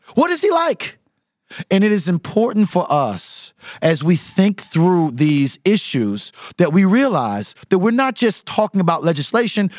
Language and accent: English; St. Petersburg, Florida, United States; I am from Southside St. Petersburg